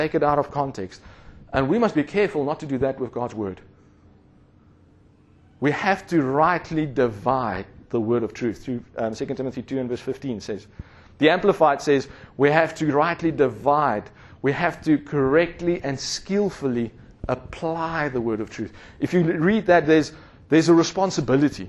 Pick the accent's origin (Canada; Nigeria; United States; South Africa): South Africa; growing up in South Africa